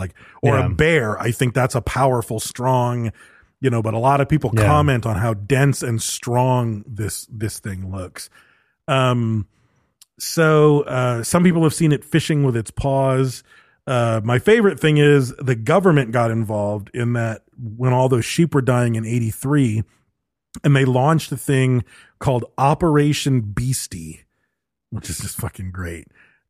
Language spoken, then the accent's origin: English; Western Canada, Canada; I grew up in Western Canada where cougars and bobcats were regularly sighted